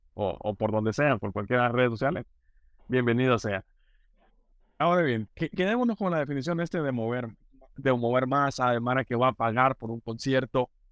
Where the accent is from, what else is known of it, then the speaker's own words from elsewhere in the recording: Honduras; como hondureño